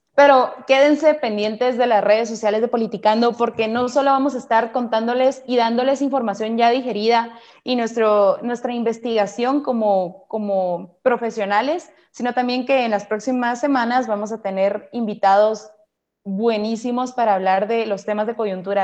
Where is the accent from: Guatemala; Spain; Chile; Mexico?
Guatemala; como diríamos acá en Guate